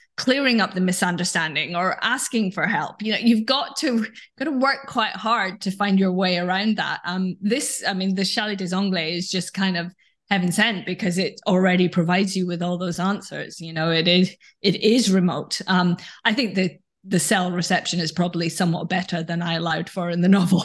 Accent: Scotland, United Kingdom; now in London, United Kingdom; This is where I live now, although I grew up in Scotland.

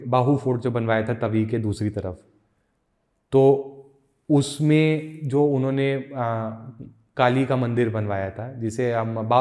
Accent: Una, Himachal Pradesh, India; मैं ऊना से हूँ मेरी गर्लफ्रेंड जम्मू हुई है

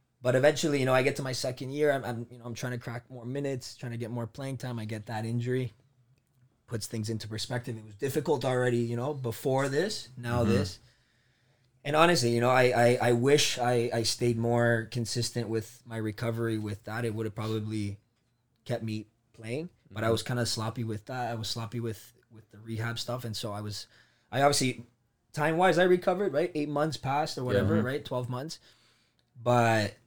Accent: Toronto, Ontario, Canada; also born or lived in Colombia; now in Milton, Canada; Came to Scarborough, right? Moved to Scarborough as a family. Did all of my elementary school there, right?

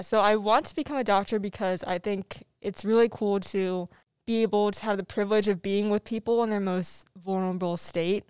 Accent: Tempe, Arizona, United States; I'm from Tempe, Arizona

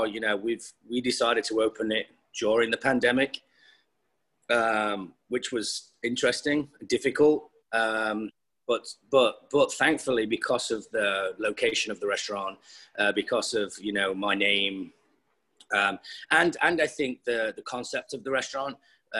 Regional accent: Nottinghamshire, East Midlands, United Kingdom; moved away as an adult; also born or lived in London; now in Los Angeles, United States; Left my hometown of Nottinghamshire to move to London.

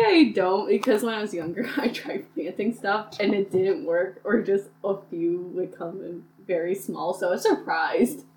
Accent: Port Jervis, New York, United States; I'm originally from Port Jervis, New York.

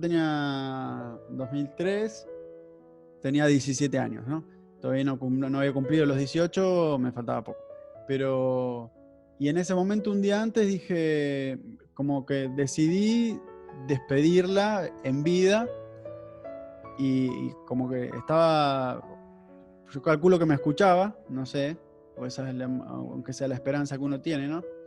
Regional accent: Nueve de Julio, Buenos Aires Province, Argentina; moved away; also born or lived in Mar del Plata; el 9 de julio, que es una ciudad donde yo nací, pero ya no vivía ahí, yo vivía en Mar del Plata

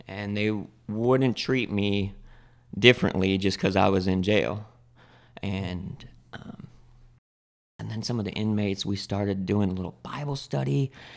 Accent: Spokane, Washington, United States; I come from Spokane, Washington. I was born and raised there pretty much.

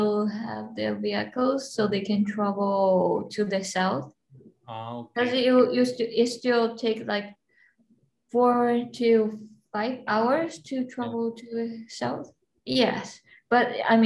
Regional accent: Taipei, Taiwan; moved away; I'm from Taiwan's capital, which is Taipei

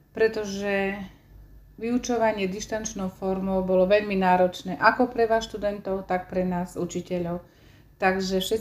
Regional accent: Malý Lipník, Prešov Region, Slovakia; also born or lived in Ukraine; ja som sa narodila na Ukrajine a keď som mala 3 roky, tak spolu s rodičmi sme sa presťahovali späť na Slovensko a vyrastala som v dedinke Malý Lipník v okrese Stará Ľubovňa.

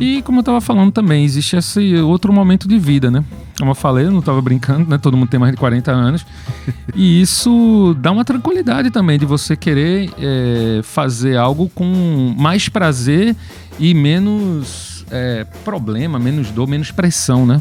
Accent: Pernambuco, Brazil; a gente é pernambucano, tá aqui fazendo rock no nosso estado

